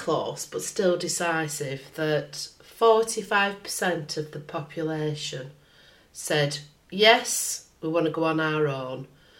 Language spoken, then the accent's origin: English; England, United Kingdom; I'm seeing this from an English perspective.